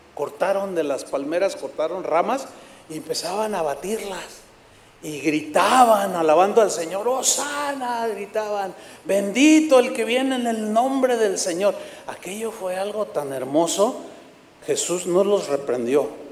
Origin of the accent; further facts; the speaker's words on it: San Luis Potosí, Mexico; moved away; fui a San Luis Potosí, mi tierra